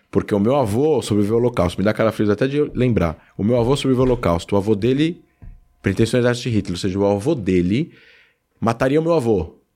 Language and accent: Portuguese; Brazil; Eu sou brasileiro.